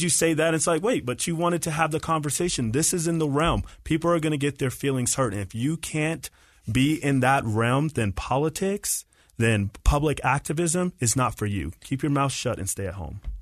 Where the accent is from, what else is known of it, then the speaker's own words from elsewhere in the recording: Marietta, Georgia, United States; now in Utah, United States; I grew up in Marietta, Georgia